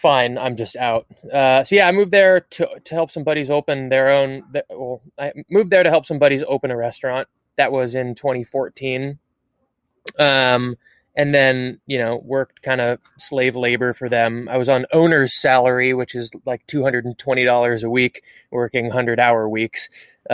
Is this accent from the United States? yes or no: yes; Seattle, Washington, United States; moved away; also born or lived in California; I'm from Seattle originally